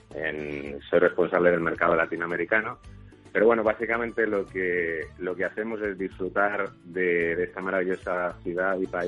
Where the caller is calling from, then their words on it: Toronto, Ontario, Canada; eh, soy el oyente de Sin Complejos y os escucho todos los fines de semana desde Toronto, Canadá.